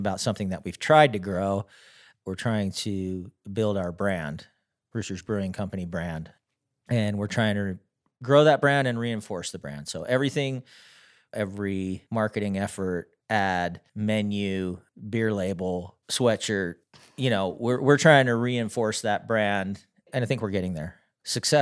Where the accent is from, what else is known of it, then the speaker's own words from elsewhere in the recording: near Philadelphia, Pennsylvania, United States; moved away as an adult; now in Ogden, United States; I grew up near Philadelphia, Pennsylvania. And then after high school, my father suggested that I come out and go to the University of Utah